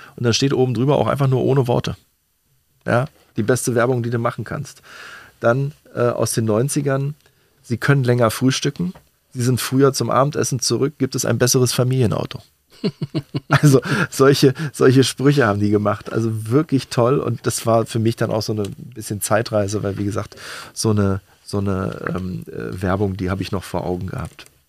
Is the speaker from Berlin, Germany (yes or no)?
yes; Berlin, Germany; als Berliner